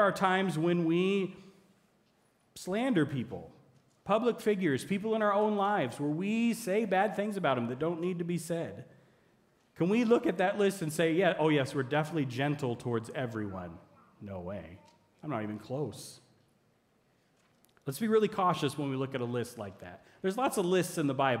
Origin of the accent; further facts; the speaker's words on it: United States; as an American citizen